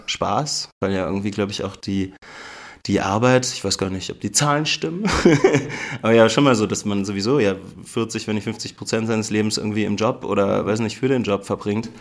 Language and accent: German; Berlin, Germany; moved away as an adult; also born or lived in Ludwigsburg; now in Memmingen, Germany; Ich komme eigentlich aus Berlin, mhm. bin da geboren und aufgewachsen